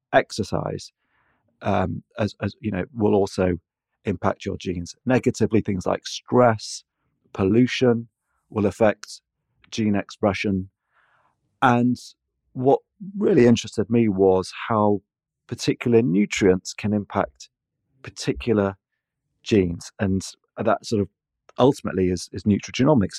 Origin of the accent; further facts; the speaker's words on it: Manchester, North West England, United Kingdom; moved away; also born or lived in London; I'm a Mancunian